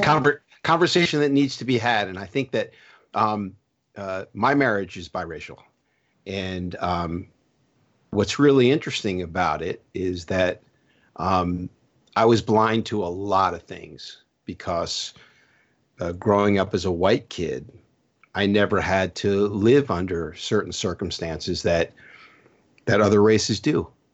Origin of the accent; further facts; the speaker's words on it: New Jersey, United States; moved away; also born or lived in South Florida; I grew up in New Jersey and then I moved to South Florida.